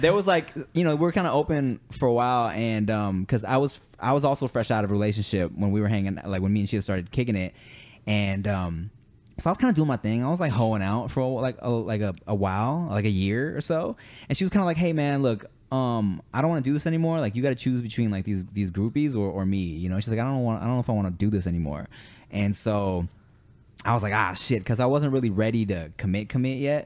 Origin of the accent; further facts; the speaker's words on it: Los Angeles, California, United States; also born or lived in Billings, Montana; I moved to LA when I was a baby